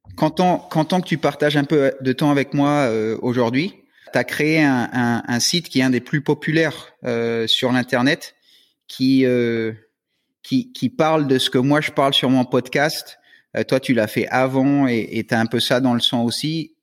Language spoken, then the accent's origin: French; Florida, United States; now in New Caledonia; quand j'étais jeune aux US, euh, en Floride